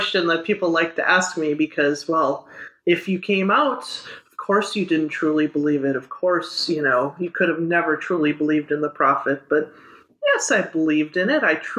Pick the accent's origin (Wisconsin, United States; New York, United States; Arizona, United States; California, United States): Wisconsin, United States; moved away as an adult; now in Kampala, Uganda; I'm originally from Wisconsin, born and raised there, grew up on my family's dairy farm and grew up in the message there. Then as time progressed, God took me another direction and now I am living in Uganda. I've lived there 3.5 years